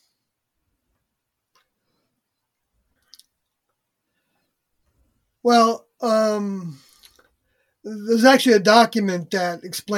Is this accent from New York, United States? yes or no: yes; Long Island, New York, United States; moved away as an adult; also born or lived in Oregon / Canada; I moved out there from New York, where I grew up on Long Island